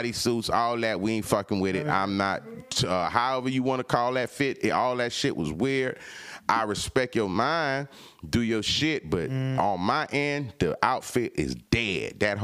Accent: California, United States; now in Atlanta, United States; I'm from Cali, so you know I've been around

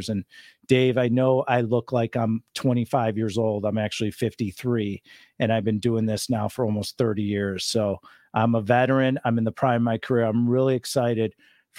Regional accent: Chicago, Illinois, United States; now in Laguna Beach, United States; I am born and raised in Chicago

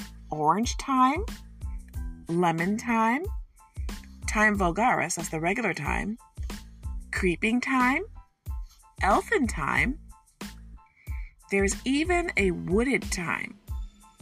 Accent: Detroit, Michigan, United States; I'm from Detroit, and my people are from Oklahoma, Mississippi, and Arkansas.

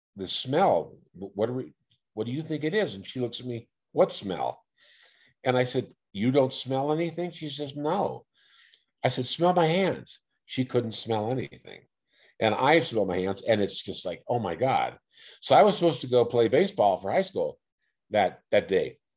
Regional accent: Oakland, California, United States; I was raised in Oakland, uh, single mom raised me, raised in East Oakland

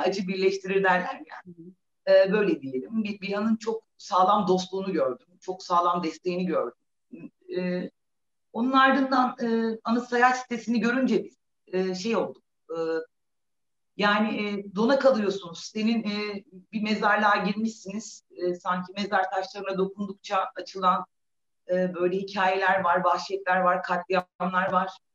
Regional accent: Balıkesir, Turkey; now in Adana, Turkey; Balıkesir doğumluyum

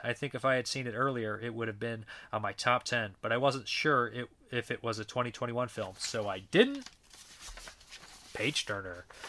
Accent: United States; our country is very violent.

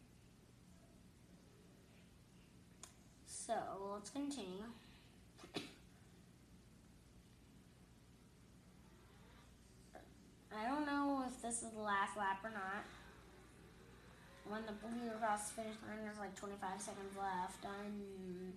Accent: North Carolina, United States; my home state, North Carolina

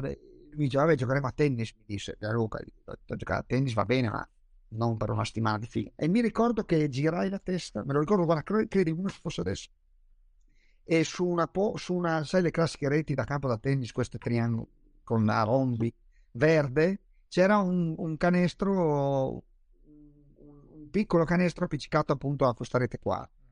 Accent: Trieste, Friuli-Venezia Giulia, Italy; io sono triestino, quindi nuoto abbastanza bene, ho passato tutta l'infanzia al mare

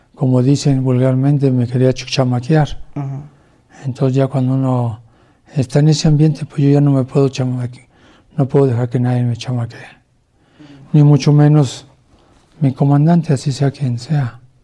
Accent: Mexico City, Mexico; moved away as an adult; also born or lived in Nuevo Laredo, Tamaulipas; soy de la Ciudad de México

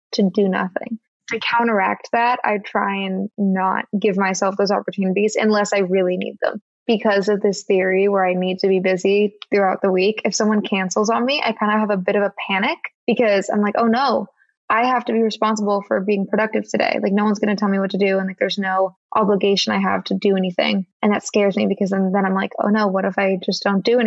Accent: California, United States; moved away as an adult; also born or lived in Boston; I'm from California and I went to school in Boston

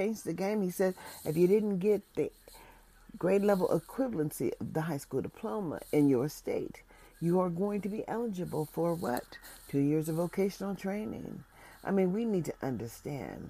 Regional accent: United States; As an American citizen

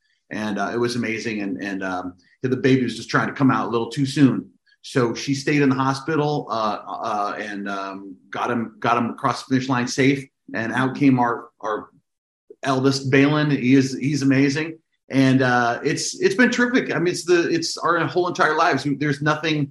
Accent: Los Angeles, California, United States; I was born in Hollywood, funny enough, and started acting

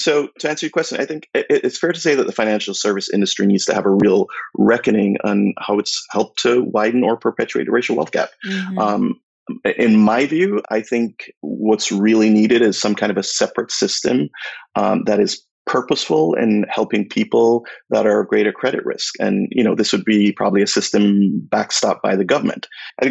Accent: Jamaica; moved away as an adult; now in United States; I moved here from Jamaica 20 years ago

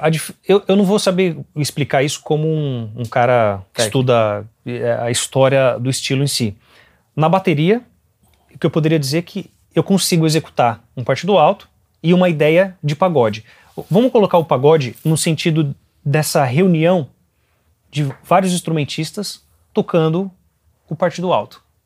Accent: Brazil; eu sou brasileiro

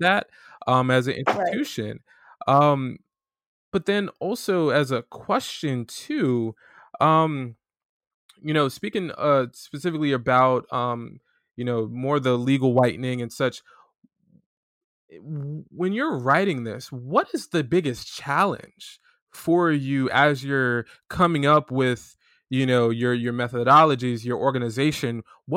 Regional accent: South Florida, United States; we're both from Florida

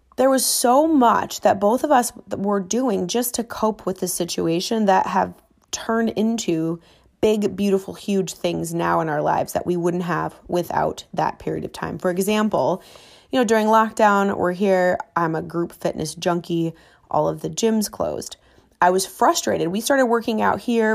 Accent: Minneapolis, Minnesota, United States; now in Miami, United States; Growing up, as kids, we, we, you know, my parents didn't have a whole lot. We lived in Minneapolis

